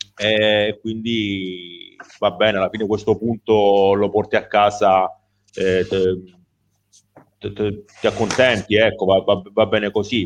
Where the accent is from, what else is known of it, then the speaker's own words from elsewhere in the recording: Calabria, Italy; da calabrese